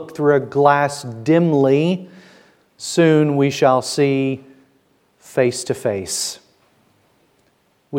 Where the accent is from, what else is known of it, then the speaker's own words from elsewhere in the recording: the South, United States; moved away as an adult; now in Bridgend, United Kingdom; I will let you guess which state I am from. It's in the South